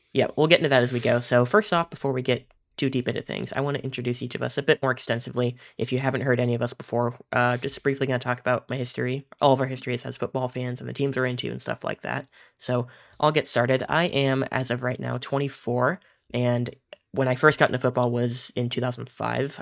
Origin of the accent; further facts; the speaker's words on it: Kansas, United States; I grew up in Kansas, and I still live in Kansas